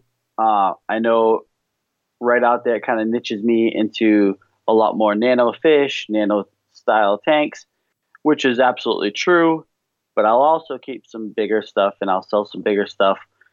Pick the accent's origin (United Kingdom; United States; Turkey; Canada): United States; New England; accent: New England